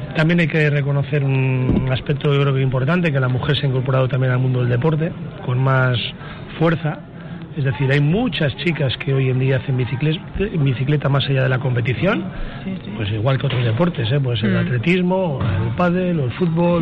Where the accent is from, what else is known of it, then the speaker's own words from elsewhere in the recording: Balmaseda, Basque Country, Spain; Balmaseda, que es donde yo comencé a dar mis primeras pedaladas de un chico que quería ser ciclista